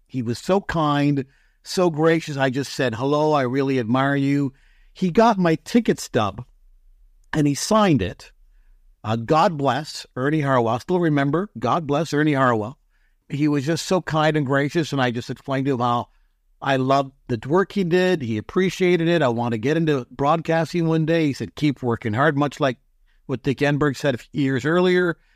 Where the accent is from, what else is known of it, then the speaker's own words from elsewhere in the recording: London, Ontario, Canada; growing up in London, at that time when I was young